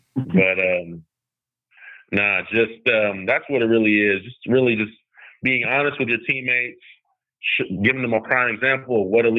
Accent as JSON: {"language": "English", "town": "Modesto", "region": "California", "country": "United States", "tie": "born or raised there", "also_born_or_lived": "Utah", "said": "growing up in Modesto and, you know, kind of living in Utah"}